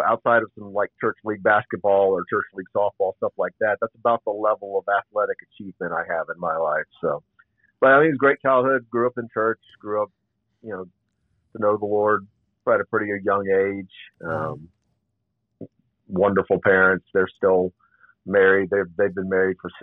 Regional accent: Northern Virginia, United States; I grew up in Northern Virginia, just south of D.C. Was born and raised there.

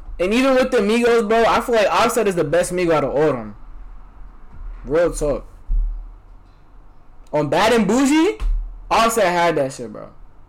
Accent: New York, United States; I'm from New York, too

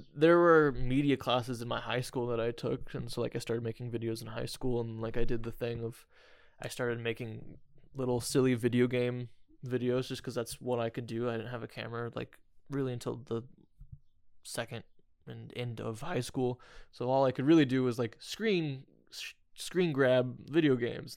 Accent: Indiana, United States; I'm from Indiana

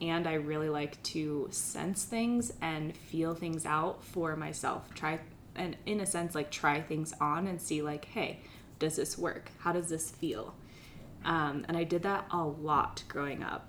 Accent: Pennsylvania, United States; I grew up in Pennsylvania, and I grew up with three older brothers

